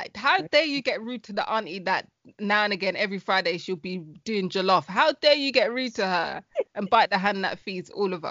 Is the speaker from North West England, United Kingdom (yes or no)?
no; London, United Kingdom; I grew up in Hackney. I was born in Hackney.